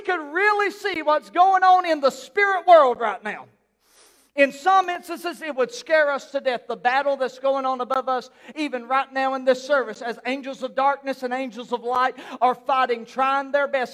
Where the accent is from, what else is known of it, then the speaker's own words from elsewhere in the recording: South Carolina, United States; also born or lived in Newry; we're from South Carolina.